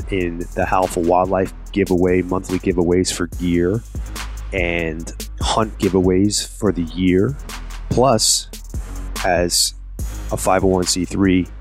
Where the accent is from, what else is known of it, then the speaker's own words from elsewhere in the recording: Long Island, New York, United States; moved away; I'm from New York as well, but I'm from Long Island